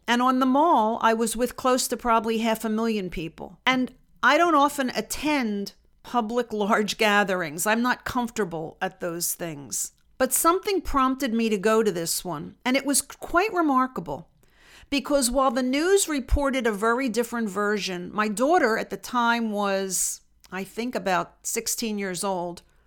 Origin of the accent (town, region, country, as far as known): United States